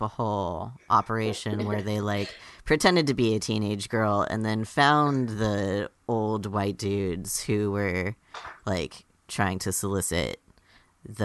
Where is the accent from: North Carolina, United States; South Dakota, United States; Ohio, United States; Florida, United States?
Florida, United States; when I was growing up in Florida